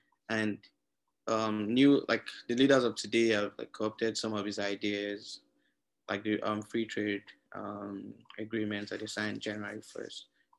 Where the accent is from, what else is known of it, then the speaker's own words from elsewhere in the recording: Nigeria; now in Winnipeg, Canada; I'm Nigerian. I go to the University of Winnipeg, Canada.